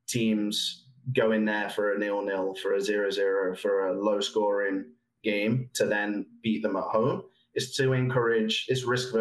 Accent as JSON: {"language": "English", "region": "England", "country": "United Kingdom", "moved": "yes", "lives_now": "Canada", "said": "I'm from England"}